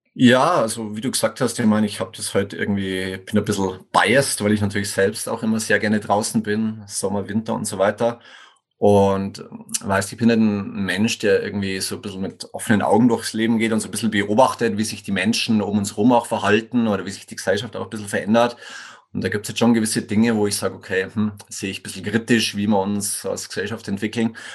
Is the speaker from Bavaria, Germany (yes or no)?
yes; Tegernsee-Schliersee region, Bavarian Oberland, Germany; accent: Bavarian; moved away as an adult; also born or lived in Kufstein, Austria / Innsbruck, Austria / Sweden; Ich komme ursprünglich aus Bayern, wie man vielleicht sogar hört, aus dem bayerischen Oberland, so Tegernsee-Schlese-Region